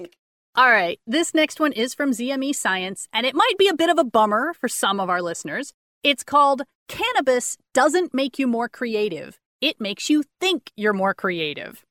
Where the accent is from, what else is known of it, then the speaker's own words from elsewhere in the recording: Austin, Texas, United States; I grew up in Austin my whole life.